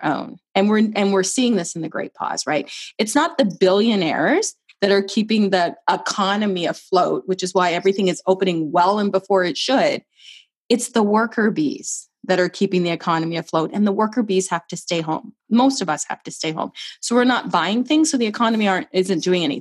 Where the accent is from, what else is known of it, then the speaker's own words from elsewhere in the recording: Canada; also born or lived in Barbados; As a Canadian